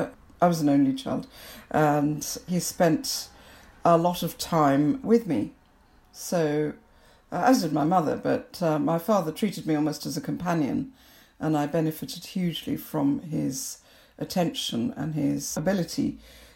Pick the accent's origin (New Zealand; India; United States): India; Kolkata, West Bengal; moved away as an adult; also born or lived in Liberia; now in United Kingdom; So there I was growing up in Calcutta. So we moved around a bit when I was in primary school. But for secondary school and what I call my formative years, we were in Calcutta.